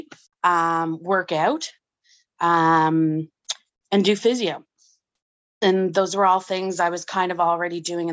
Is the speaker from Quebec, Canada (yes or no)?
no; Ottawa, Ontario, Canada